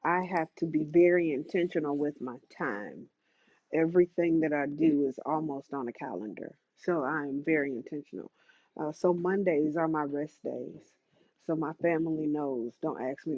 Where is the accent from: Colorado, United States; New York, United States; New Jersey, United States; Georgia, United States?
Georgia, United States; Atlanta; I am from Atlanta.